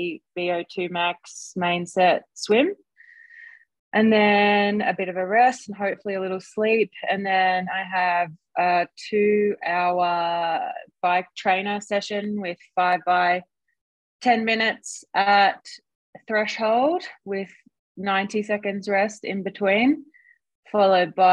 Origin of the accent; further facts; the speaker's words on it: Australia; I swam a little bit as a kid, as most Aussie kids